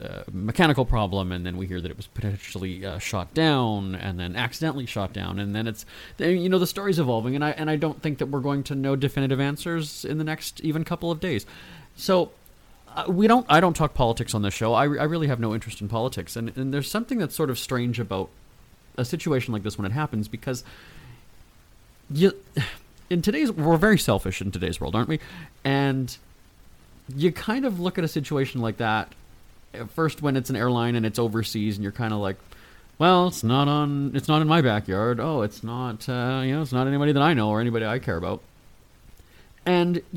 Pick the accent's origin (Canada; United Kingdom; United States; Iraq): Canada; Winnipeg, Manitoba; Winnipeg, my hometown